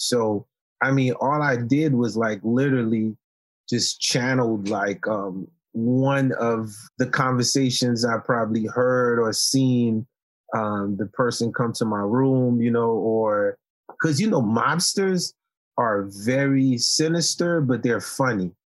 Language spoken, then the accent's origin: English; New York City, New York, United States; English is a second language; also born or lived in Haiti; I came from Haiti when I was ten years old, and I grew up in Marlboro Projects in Coney Island